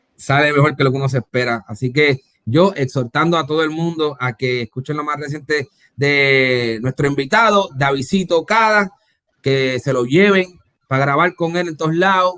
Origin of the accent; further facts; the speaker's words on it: Puerto Rico; Yo soy de Puerto Rico